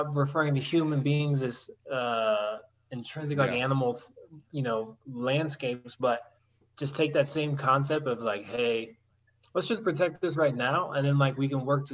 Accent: Denver, Colorado, United States; also born or lived in Los Angeles; I was born in Denver, and I've been in Denver ever since

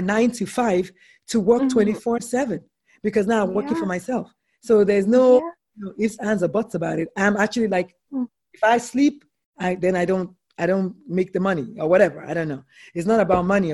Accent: Nigeria; I'm a Nigerian woman

